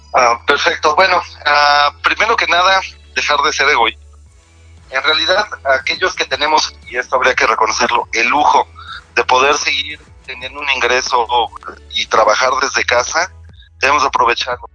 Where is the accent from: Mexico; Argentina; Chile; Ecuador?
Mexico; como mexicanos